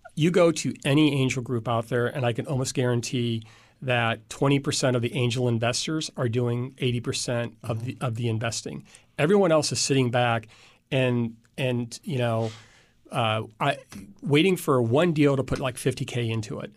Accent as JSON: {"language": "English", "region": "Indiana", "country": "United States", "tie": "born or raised there", "also_born_or_lived": "DeKalb, Illinois", "said": "I was born in Illinois, but I've lived in Indiana most of my life"}